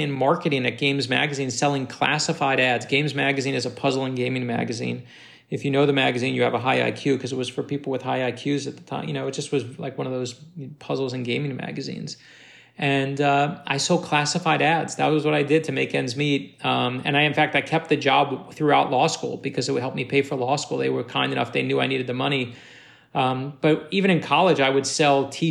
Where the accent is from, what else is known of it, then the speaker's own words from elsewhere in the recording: New York City, New York, United States; moved away; also born or lived in North Miami Beach, Florida / Boston; I grew up in Brooklyn, New York